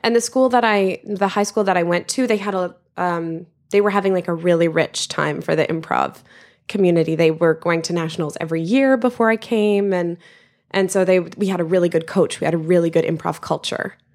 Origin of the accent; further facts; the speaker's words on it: Regina, Saskatchewan, Canada; moved away; I'm originally from the middle of Canada, the prairies, as we call it, um, and it's the capital of the province Saskatchewan, and it's called Regina.